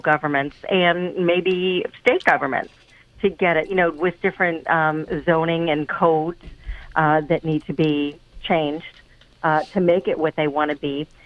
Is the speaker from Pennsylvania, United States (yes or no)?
yes; Pennsylvania, United States; moved away as an adult; I am originally from Pennsylvania and, was a realtor there for a long time